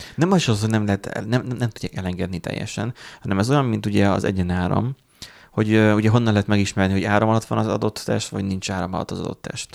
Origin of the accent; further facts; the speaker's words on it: Hungary; Mi magyarok vagyunk